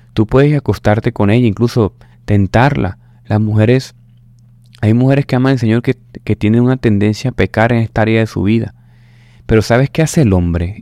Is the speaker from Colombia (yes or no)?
yes; Caribbean coast, Colombia; como decimos aquí en la costa colombiana